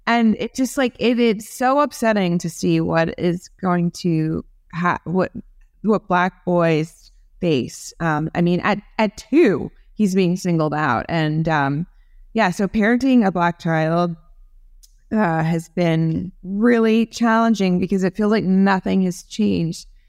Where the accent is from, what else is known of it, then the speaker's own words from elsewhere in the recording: New Jersey, United States; I grew up in New Jersey